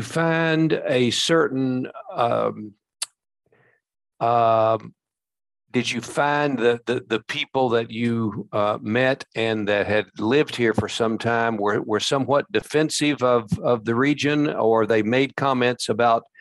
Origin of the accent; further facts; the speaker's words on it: Glasgow, Kentucky, United States; growing up in Barron County